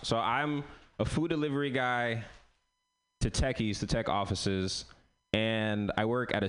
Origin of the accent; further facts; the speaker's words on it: San Francisco, California, United States; So I'm from San Francisco, but I'm literally feeding and making the techies stronger.